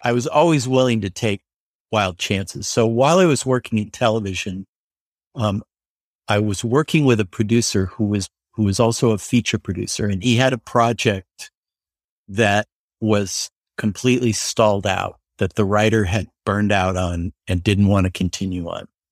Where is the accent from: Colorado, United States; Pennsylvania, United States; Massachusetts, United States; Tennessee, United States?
Colorado, United States; Denver; moved away as an adult; now in Los Angeles, United States; I was from Denver, so I didn't know anyone here